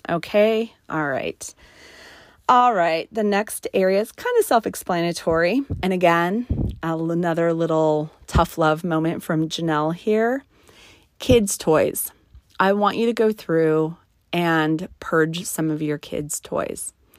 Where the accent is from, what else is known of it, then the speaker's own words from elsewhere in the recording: New Mexico, United States; I was raised in New Mexico in the mountain country. And so we grew up playing in the snow